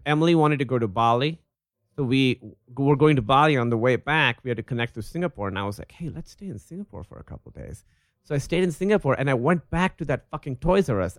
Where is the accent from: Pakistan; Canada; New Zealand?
Pakistan; when I was a little kid, I grew up in Pakistan